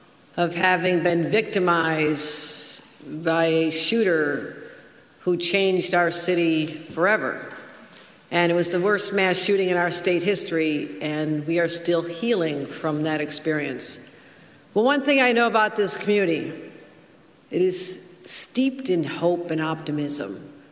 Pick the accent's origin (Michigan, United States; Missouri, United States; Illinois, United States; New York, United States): New York, United States; Buffalo; moved away as an adult; also born or lived in Washington; And you know, this is my hometown. And the east side of Buffalo, East Buffalo, has always mattered to me.